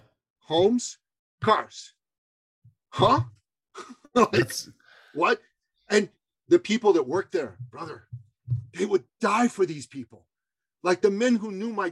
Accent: Iran; now in Canada; I grew up in Iran

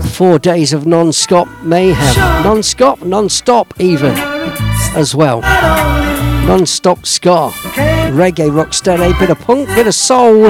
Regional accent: Leicester, East Midlands, United Kingdom; settled in my hometown, Leicester Town

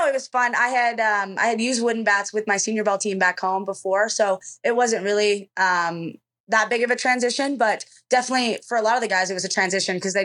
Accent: an hour from Brandon, Manitoba, Canada; Brandon, Manitoba, which is an hour from my hometown.

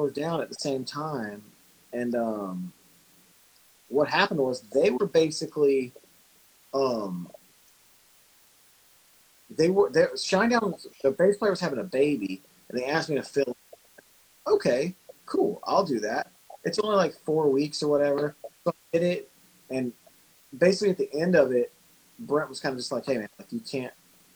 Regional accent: Memphis, Tennessee, United States; I'm from Memphis, Tennessee, so I grew up in a neighborhood that most wouldn't drive through with their doors locked

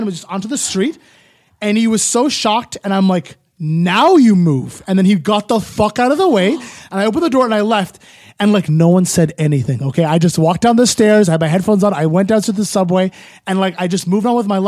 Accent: Ottawa, Ontario, Canada; I'm from Ottawa in the burbs.

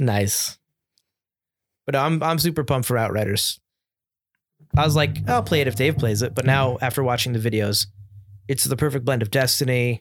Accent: United States; as an American buyer

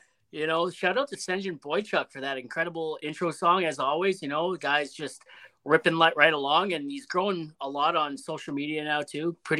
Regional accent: close to Toronto, Ontario, Canada; also born or lived in Edmonton, Alberta; now in Calgary, Canada; I'm from Ontario originally. I'm actually from close to Toronto

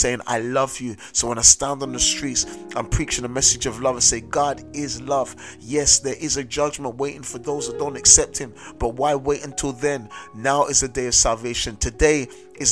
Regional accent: London, United Kingdom; I grew up in South London, a very notorious area in South London.

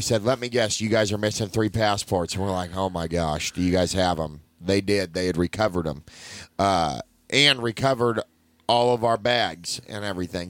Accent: United States; I'm from here

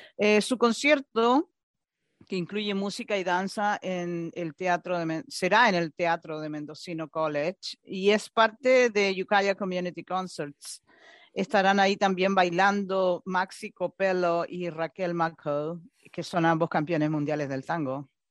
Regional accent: Chile; yo soy sudamericana, soy chilena

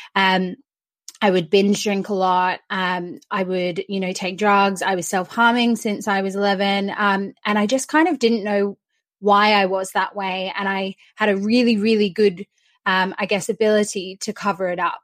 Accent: Australia; now in United Kingdom; I'm Australian, but I live in the UK

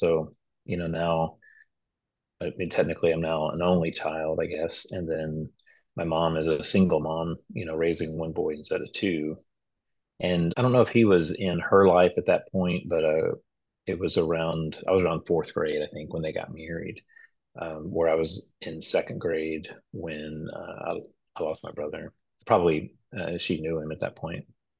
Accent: Nacogdoches, Texas, United States; also born or lived in Freeport; So I was born in Freeport, which is just an oil town somewhere on the coast in Texas, which I've never been back. And I was raised in East Texas, specifically like Nacogdoches, Center, kind of that area.

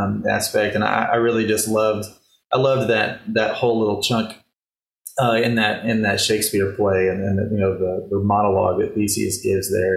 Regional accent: Nacogdoches, Texas, United States; also born or lived in Houston; I was born in Houston, but I grew up most of my childhood and adolescence outside Nacogdoches, which is about 2 hours north of Houston

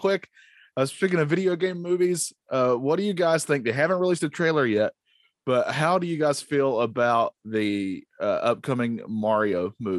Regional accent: Southern, United States; accent: Southern

